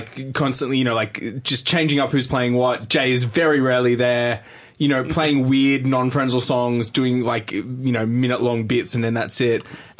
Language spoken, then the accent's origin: English; Wollongong, Nowra, New South Wales, Australia; we grew up in Wollongong, Nowra or whatever, which is, you know, still close enough to the city, I guess.